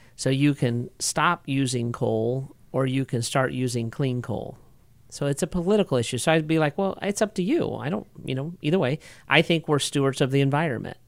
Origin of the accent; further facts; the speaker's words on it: United States; as an American